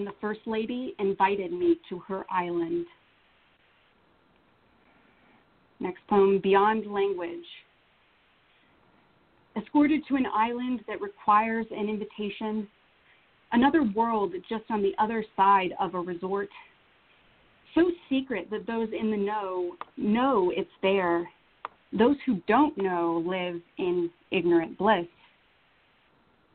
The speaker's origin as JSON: {"language": "English", "region": "North Carolina", "country": "United States", "also_born_or_lived": "Vanuatu / Washington, D.C.", "moved": "yes", "said": "I'm from North Carolina"}